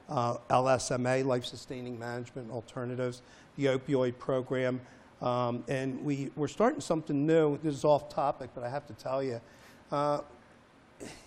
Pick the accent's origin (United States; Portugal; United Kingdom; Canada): United States; Philadelphia, Pennsylvania; I grew up in Philadelphia